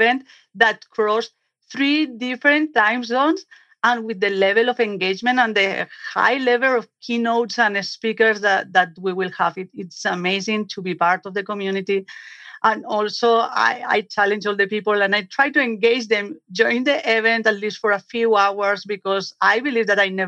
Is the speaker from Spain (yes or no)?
yes; Spain; English is a second language; moved away as an adult; now in United States; I'm originally from Spain. I moved to the United States about 7 years ago or so